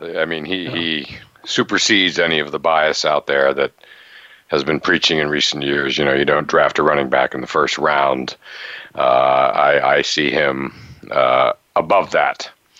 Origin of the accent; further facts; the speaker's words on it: Western Pennsylvania, United States; since I grew up in Western Pennsylvania.